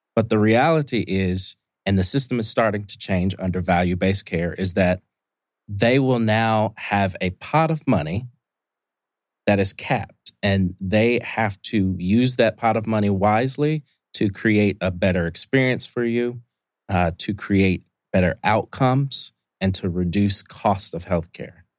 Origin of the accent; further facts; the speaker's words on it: Indianapolis, Indiana, United States; moved away as an adult; also born or lived in Columbus, Ohio; now in Atlanta, United States; I'm from Indianapolis, Indiana, originally. Uh, grew up there